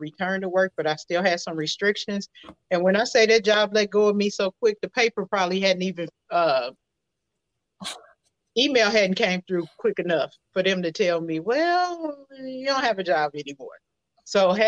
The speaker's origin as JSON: {"language": "English", "town": "St. Louis", "region": "Missouri", "country": "United States", "moved": "yes", "lives_now": "Houston, United States", "said": "I'm originally from St. Louis. I'm residing in the Houston area right now"}